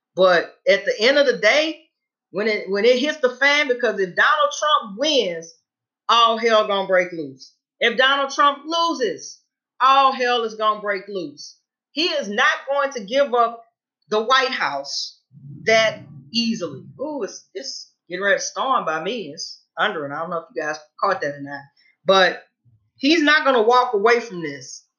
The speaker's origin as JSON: {"language": "English", "region": "Louisiana", "country": "United States", "said": "I'm originally from Louisiana"}